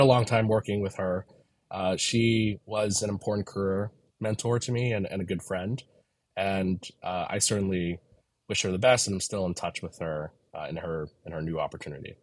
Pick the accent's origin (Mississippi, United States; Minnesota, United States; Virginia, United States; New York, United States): New York, United States; New York City; I grew up in Manhattan and Brooklyn, and most of my family is, is still here in Brooklyn. So I'm a New Yorker.